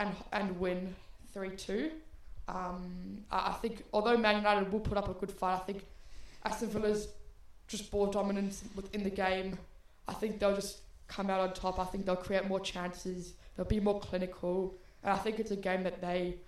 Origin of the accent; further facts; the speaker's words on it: Australia; we're both Australian Arsenal fans since we were born